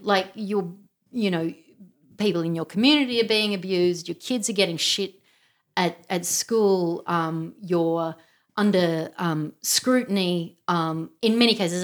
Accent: Canberra, Australian Capital Territory, Australia; grew up in Canberra.

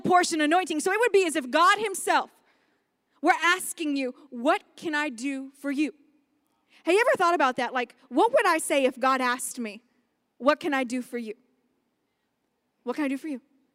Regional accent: Las Vegas, Nevada, United States; we're from Vegas

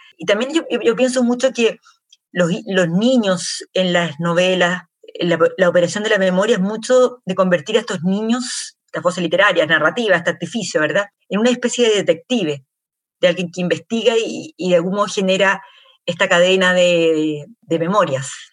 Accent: Chile; yo soy, primera generación en Chile, mis padres nacieron em, fuera

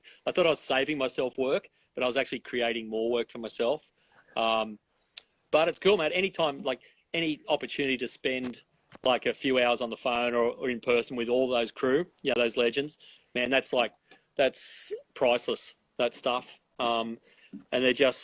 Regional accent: Forster, New South Wales, Australia; I grew up in Foster, which was really mellow and, you know, and laid back

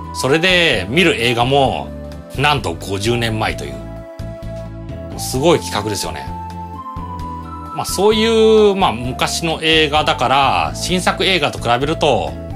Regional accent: Toyohashi, Aichi, Japan; 地元豊橋のユナイテッドシユナイテッドシネマ

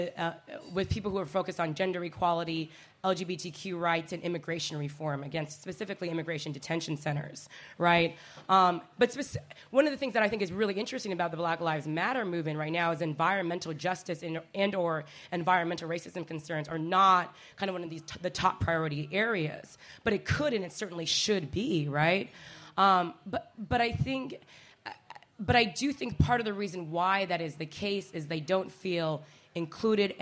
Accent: Seattle, Washington, United States; moved away as an adult; I'm born and raised in Seattle, Washington. I came back a year and a half ago to the hometown after a leave of 16 years

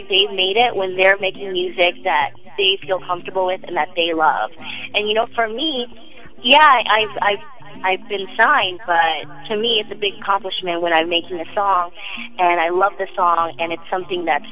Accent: United States; growing up in the United States in the 90s

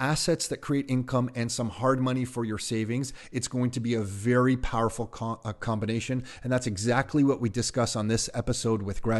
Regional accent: Montreal, Quebec, Canada; being growing up in Montreal and living here

